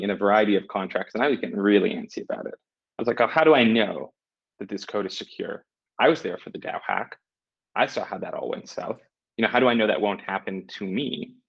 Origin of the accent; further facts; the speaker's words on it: Vancouver, British Columbia, Canada; now in Portugal; I'm from Canada. I'm from Vancouver